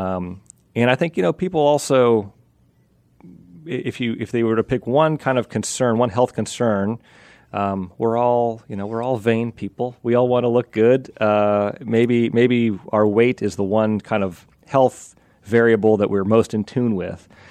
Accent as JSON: {"language": "English", "region": "Pennsylvania", "country": "United States", "tie": "born or raised there", "said": "Amish, I grew up in Pennsylvania"}